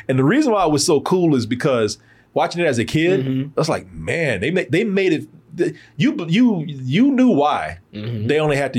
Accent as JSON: {"language": "English", "town": "Waco", "region": "Texas", "country": "United States", "tie": "born or raised there", "said": "I grew up in Waco."}